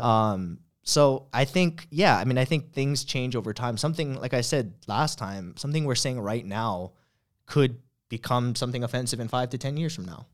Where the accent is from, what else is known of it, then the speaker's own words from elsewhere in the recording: Hawaii, United States; from Hawaii